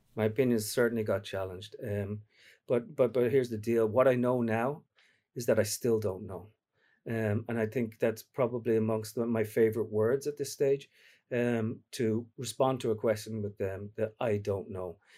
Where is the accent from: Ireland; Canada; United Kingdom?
Ireland; Dublin, Leinster; now in New York, United States; my mum's from Derry, my dad's from Dublin, I grew up in Dublin